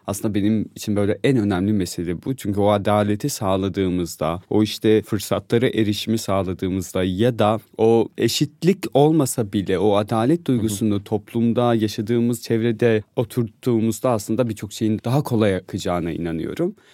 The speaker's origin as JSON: {"language": "Turkish", "region": "Van", "country": "Turkey", "moved": "as an adult", "lives_now": "Istanbul, Turkey", "said": "Vanlıyım ben."}